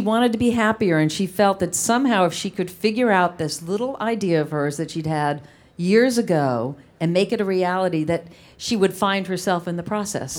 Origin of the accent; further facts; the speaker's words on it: East Providence, Rhode Island, United States; I grew up in East Providence, Rhode Island